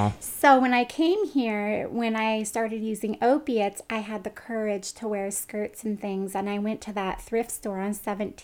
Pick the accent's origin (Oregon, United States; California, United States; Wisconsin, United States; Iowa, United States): California, United States; Pioneer; So I grew up in Pioneer, California, which is an hour and 20 minutes northeast of Stockton off of Highway 88. And my hometown is a little less than 2,000 people. And it's a small town